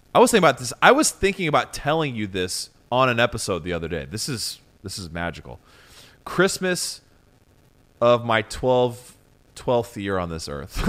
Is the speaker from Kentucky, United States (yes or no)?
no; Southeastern Ohio, United States; I'm from Southeastern Ohio